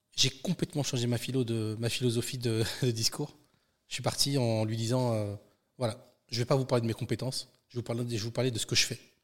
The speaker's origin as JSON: {"language": "French", "area": "Seine-Saint-Denis", "region": "Île-de-France", "country": "France", "tie": "born or raised there", "also_born_or_lived": "Aubervilliers / Bondy", "said": "je suis né en Seine-Saint-Denis et puis j'y vis toujours."}